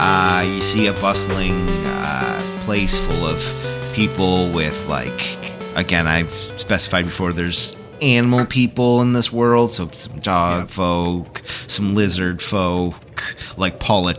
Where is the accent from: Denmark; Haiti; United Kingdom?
United Kingdom; Scotland; I'm fucking Scottish, you fuck.